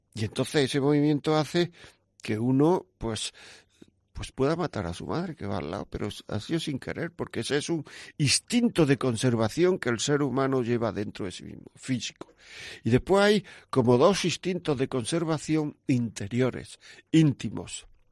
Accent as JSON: {"language": "Spanish", "town": "Granada", "region": "Andalusia", "country": "Spain", "tie": "born or raised there", "said": "yo soy de Granada"}